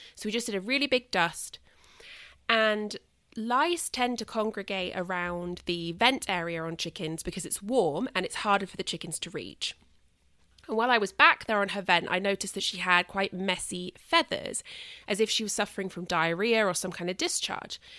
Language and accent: English; United Kingdom; a British person